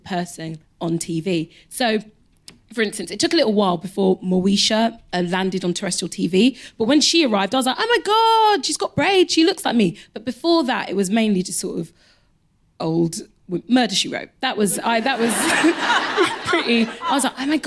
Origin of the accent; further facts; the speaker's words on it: London, United Kingdom; I grew up in Elephant Castle.